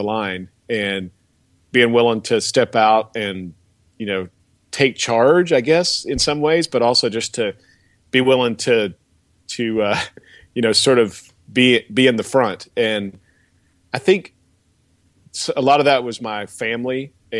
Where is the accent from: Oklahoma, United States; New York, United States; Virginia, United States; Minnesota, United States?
Oklahoma, United States; Bristow; I grew up in just outside of Tulsa in a little town called Bristow